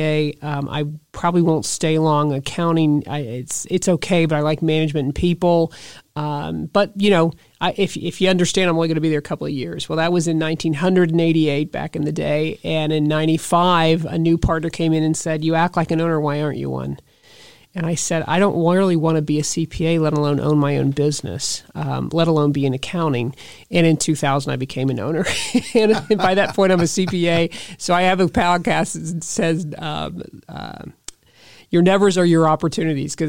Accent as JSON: {"language": "English", "town": "Westerville", "region": "Ohio", "country": "United States", "tie": "born or raised there", "said": "I grew up in Old Town Westerville over by Otterbein College"}